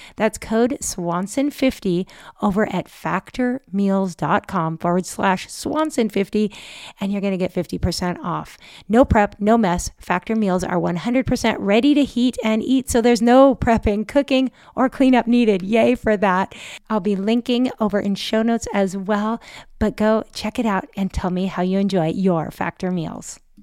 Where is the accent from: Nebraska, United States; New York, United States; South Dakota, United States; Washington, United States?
Washington, United States; moved away as an adult; now in North Shore, Oahu, United States; the Pacific Northwest where I grew up